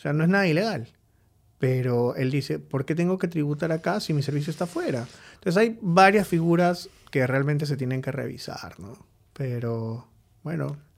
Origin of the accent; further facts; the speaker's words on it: Lima, Peru; also born or lived in Trujillo; decidí venirme a Lima porque soy de Lima, mis papás estaban acá